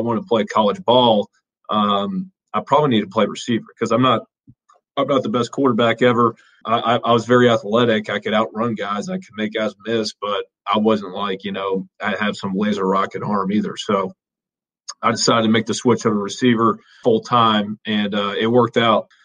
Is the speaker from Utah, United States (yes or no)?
no; Alpharetta, Georgia, United States; So Alpharetta. So, yeah, moved there